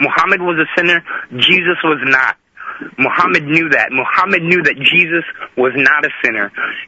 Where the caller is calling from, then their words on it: Nashville, Tennessee, United States; I'm calling from Nashville, Tennessee.